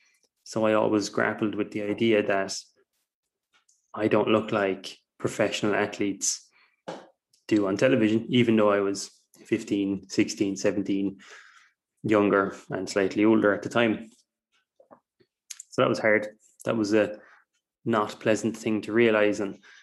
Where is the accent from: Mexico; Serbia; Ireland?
Ireland; I'm from Ireland, if you can't tell by my accent. It's a pretty neutral accent, to be fair.